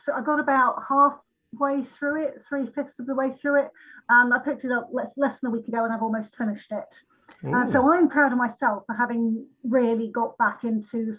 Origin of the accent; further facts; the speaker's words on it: Lincolnshire, East Midlands, United Kingdom; I'm from Lincolnshire, but I'm not from the real Fenny part of it.